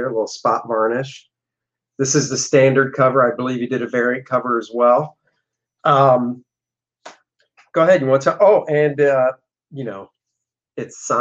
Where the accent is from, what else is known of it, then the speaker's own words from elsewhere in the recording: Maryland, United States; I grew up in Maryland.